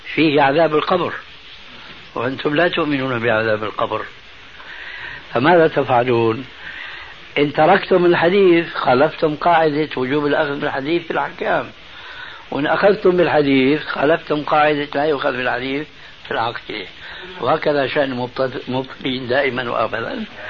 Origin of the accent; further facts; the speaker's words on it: Syria; عندنا في سوريا